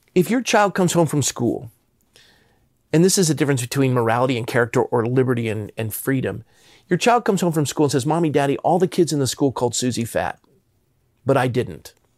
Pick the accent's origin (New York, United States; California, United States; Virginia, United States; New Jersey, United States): California, United States; Coronado; I grew up in Coronado, California, which is a Navy town